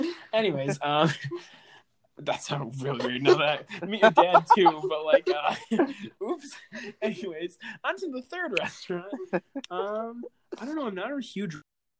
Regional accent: Texas, United States; Steak. I eat steak because I'm from Texas.

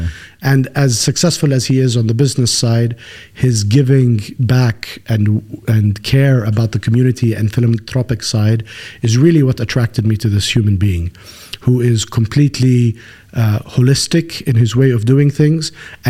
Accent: Kuwait; born there; From a very early age, I was born in Kuwait.

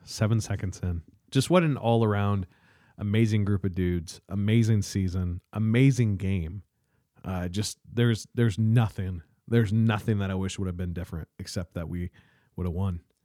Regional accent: South Adams, Indiana, United States; moved away as an adult; I moved away from South Adams

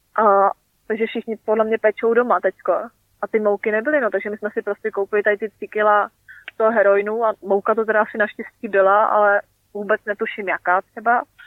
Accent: Czechia; now in New Zealand

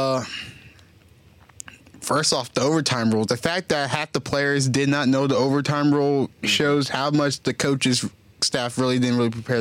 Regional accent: United States; we're American

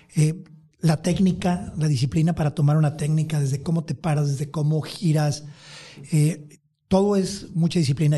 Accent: Empalme, Sonora, Mexico; moved away; also born or lived in Tijuana / California; mis raíces, este, el lugar de donde vengo

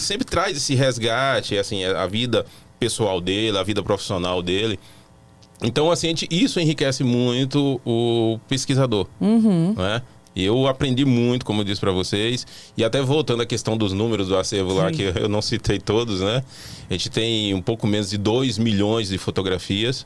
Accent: Irecê, Bahia, Brazil; now in Brasília, Brazil; eu sou da Bahia, eu sou da cidade de Irecê

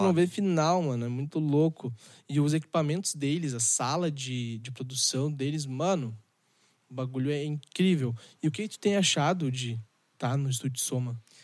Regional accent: Gaúcho, Rio Grande do Sul, Brazil; a gente é gaúcho

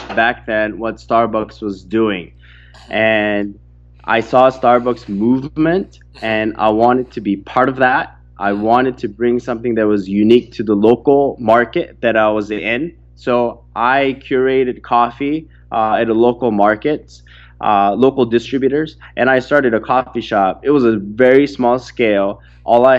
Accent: Orange County, California, United States; I grew up in Orange County not having everything that I wanted

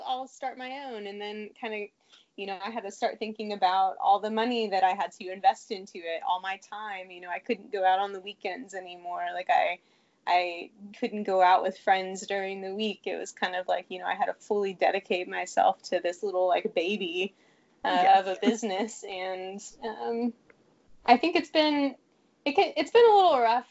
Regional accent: Fort Worth, Texas, United States; I'm from Fort Worth.

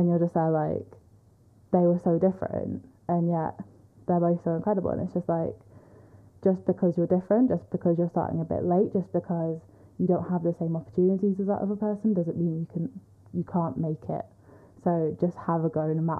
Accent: Manchester, North West England, United Kingdom; I'm from Manchester

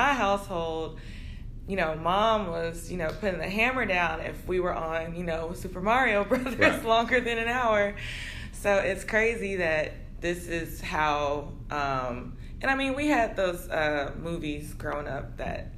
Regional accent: Texas, United States; I'm a proud Texan

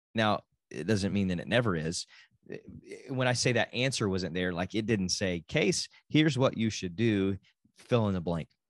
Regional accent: Texas, United States; also born or lived in Oklahoma; I am a Texan

